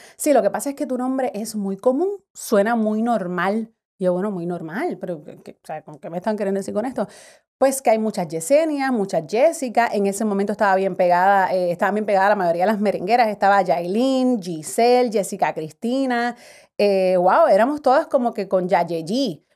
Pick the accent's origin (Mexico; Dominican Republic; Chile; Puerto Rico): Puerto Rico; Carolina; me crié en Carolina, Puerto Rico